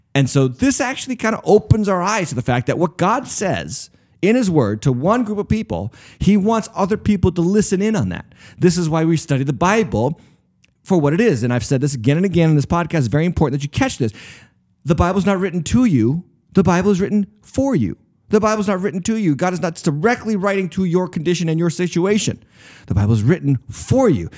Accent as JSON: {"language": "English", "country": "United States", "said": "I am not just a Christian, I'm an American"}